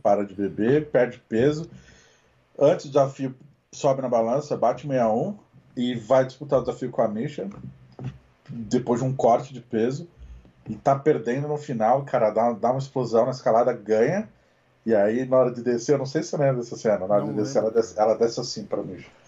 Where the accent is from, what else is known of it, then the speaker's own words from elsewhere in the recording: Brazil; Nós somos brasileiros